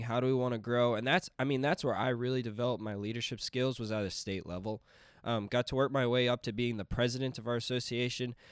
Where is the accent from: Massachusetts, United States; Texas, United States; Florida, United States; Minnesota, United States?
Minnesota, United States; Princeton; I'm from Princeton, Minnesota